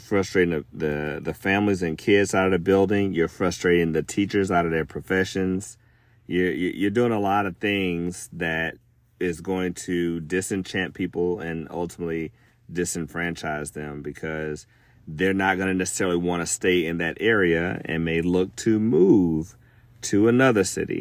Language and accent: English; Alabama, United States; my home state of Alabama